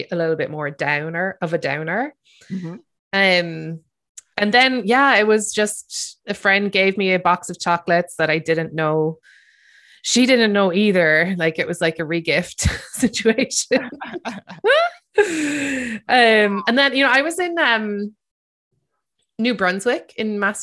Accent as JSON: {"language": "English", "country": "Ireland", "tie": "born or raised there", "said": "growing up in Ireland"}